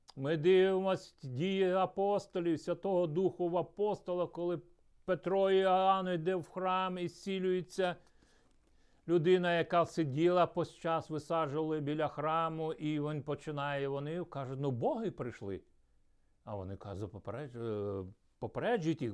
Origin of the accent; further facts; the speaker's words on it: Ukraine; also born or lived in Troitsk, Chelyabinsk Oblast, Russia; потім ми переїхали в Україну